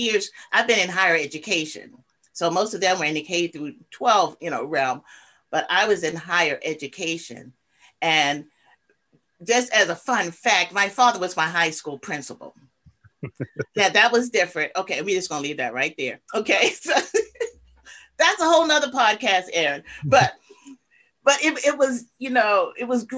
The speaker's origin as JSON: {"language": "English", "town": "Pomfret", "region": "Maryland", "country": "United States", "tie": "born or raised there", "said": "I'm from Charles County, Maryland, originally. Both sides of my family from Charles County. And that's Southern Maryland"}